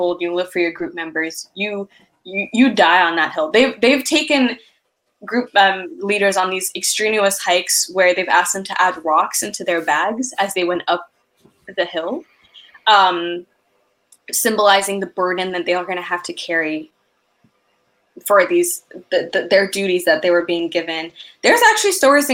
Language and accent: English; Ethiopia; moved away; I'm originally from Ethiopia